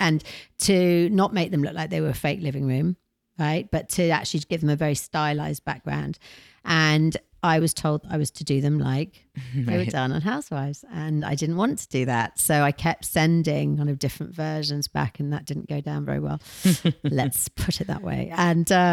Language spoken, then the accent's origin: English; United Kingdom; now in United States; we're British